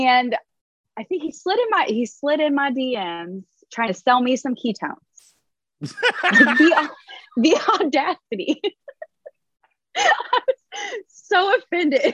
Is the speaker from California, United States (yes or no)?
no; Indiana, United States; moved away as an adult; now in South Carolina, United States; I'm from Indiana